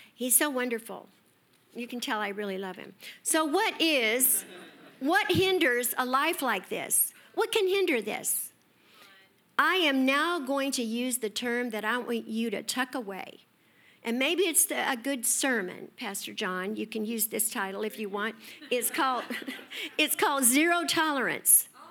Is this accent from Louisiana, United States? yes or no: no; Escondido, California, United States; I grew up in Escondido